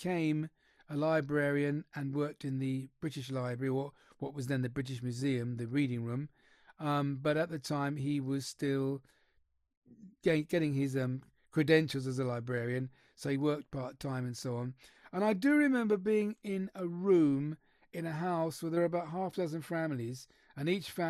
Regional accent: Trinidad & Tobago; I was born in Trinidad and Tobago

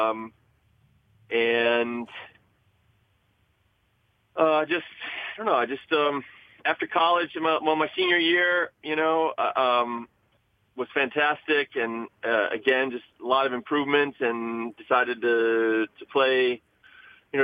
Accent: Wisconsin, United States; I grew up in Wisconsin and just playing tournaments

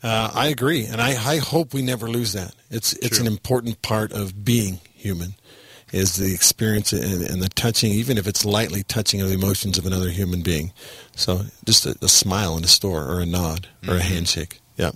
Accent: Texas, United States; also born or lived in Utah; And I grew up in Texas and then in Utah.

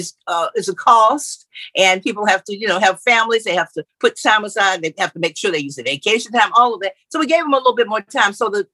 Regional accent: Middle Georgia, United States; now in St. Simons Island, United States; I'm from Middle Georgia

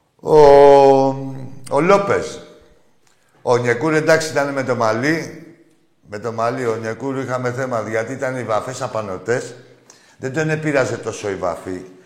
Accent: Piraeus, Attica, Greece; από τον Πειραιά και δουλεύω στο λιμάνι

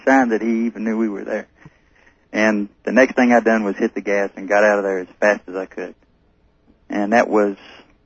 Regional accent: North Carolina, United States; now in Pueblo, Colorado, United States; I'm originally from North Carolina

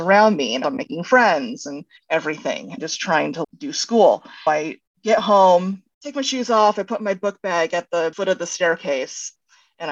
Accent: Sherwood, Oregon, United States; also born or lived in Chicago, Illinois / Gresham, Oregon / Eugene, Oregon; now in Portland, United States; We moved to Sherwood when I was in third grade, and then I was there all the way through high school

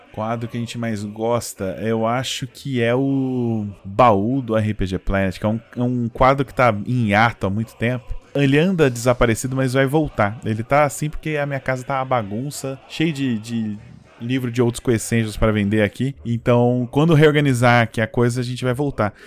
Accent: São José dos Campos, São Paulo, Brazil; Eu sou do interior, né? Eu sou de São José dos Campos

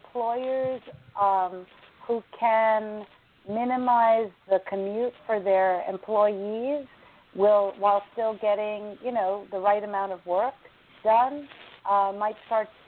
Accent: United States; I'm an American, but my ethnicity is Indian

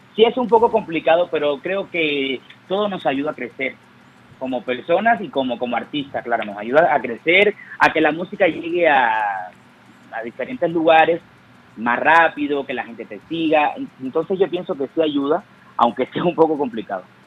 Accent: Cuba; moved away; cuando yo salí de Cuba

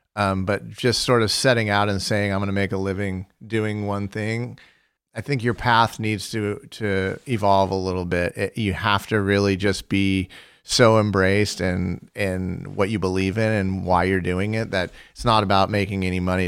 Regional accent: Fullerton, California, United States; I was born in Fullerton, California, and I lived across the street from Cal State Fullerton.

